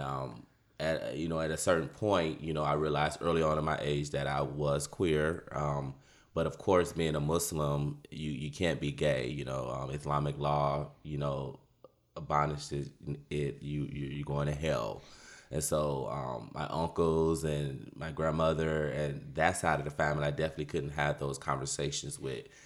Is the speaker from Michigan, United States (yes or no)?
yes; Detroit, Michigan, United States; now in Austin, United States; born and raised in Detroit, Michigan